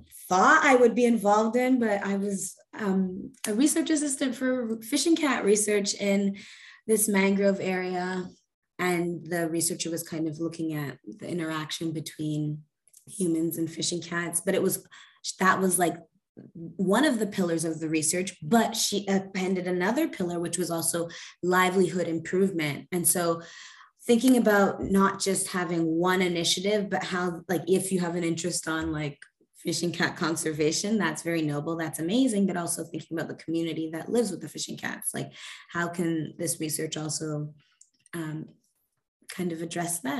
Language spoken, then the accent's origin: English; Montreal, Quebec, Canada; I'm from Jajage, which is Montreal. It's a river island. Yeah, and it's in the archipelago, the Hochelaga archipelago. So I kind of grew up on an island.